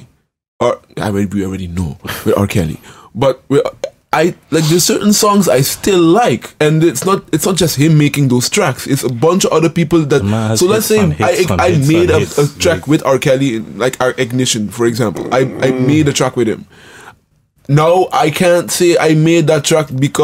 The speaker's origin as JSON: {"language": "English", "country": "Aruba", "tie": "born or raised there", "moved": "yes", "said": "I grew up in Aruba"}